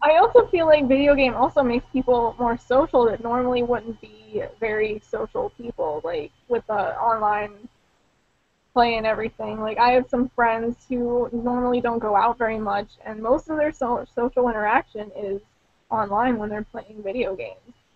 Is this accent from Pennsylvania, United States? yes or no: yes; Pittsburgh, Pennsylvania, United States; accent: Pittsburgh; my Pittsburgh accent